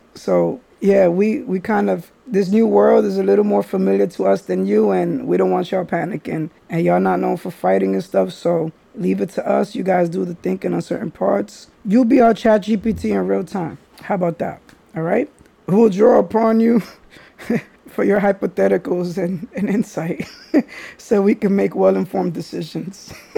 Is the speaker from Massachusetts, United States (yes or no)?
no; New York City, New York, United States; I'm from the Bronx